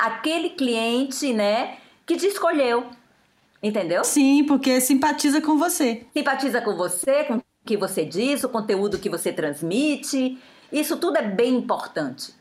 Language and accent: Portuguese; Aracaju, Sergipe, Brazil; moved away as an adult; now in France; eu sou de Aracaju, sou nordestina. Moro aqui há 27 anos